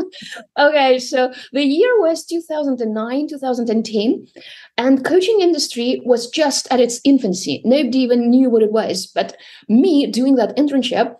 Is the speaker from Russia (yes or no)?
yes; Russia; I was born and raised in Russia